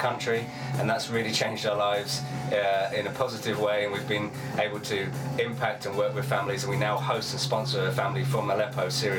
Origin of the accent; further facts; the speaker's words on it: Guildford, South East England, United Kingdom; moved away as an adult; now in Skopje, North Macedonia; We moved here in 2009 to Skopje, Macedonia, the capital city, from Guildford. We're originally both from Guildford, Anna and I.